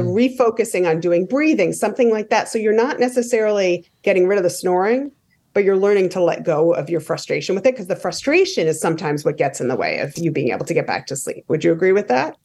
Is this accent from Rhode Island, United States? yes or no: yes; Rhode Island, United States; I grew up in Rhode Island